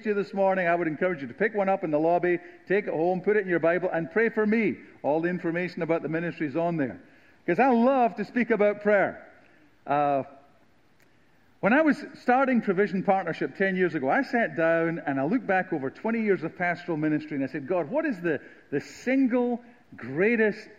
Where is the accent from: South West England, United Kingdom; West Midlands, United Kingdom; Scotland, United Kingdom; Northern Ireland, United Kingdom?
Scotland, United Kingdom; southern; moved away as an adult; now in United States; I am from the Deep South of Scotland